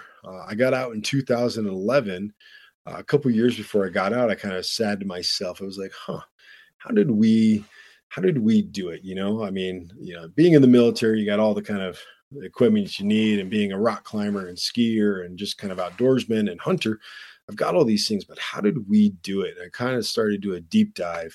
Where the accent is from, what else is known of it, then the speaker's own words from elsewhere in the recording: Flint, Michigan, United States; moved away; I was born in Flint, Michigan.